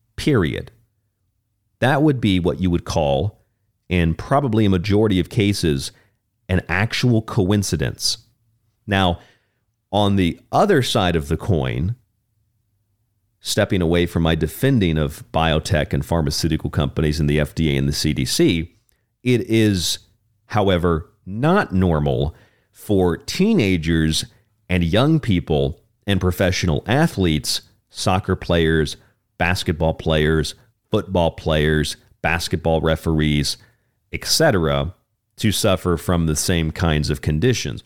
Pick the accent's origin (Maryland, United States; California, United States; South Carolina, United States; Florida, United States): Florida, United States; my home state of Florida